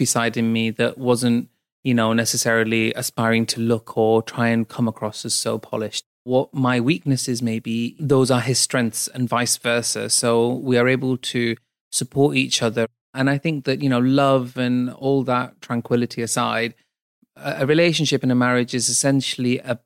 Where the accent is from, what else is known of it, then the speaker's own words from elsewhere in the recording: Bradford, Yorkshire and the Humber, United Kingdom; I moved back to my hometown